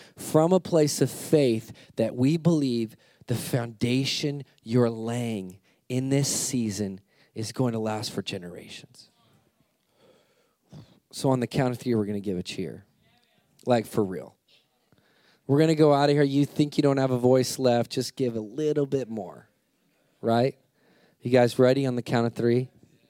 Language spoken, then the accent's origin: English; United States; I'm American